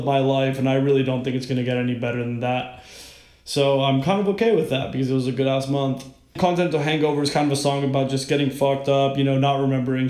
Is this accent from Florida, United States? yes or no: yes; Miami, Florida, United States; moved away as an adult; now in Washington, D.C., United States; I was born and raised in Miami, Florida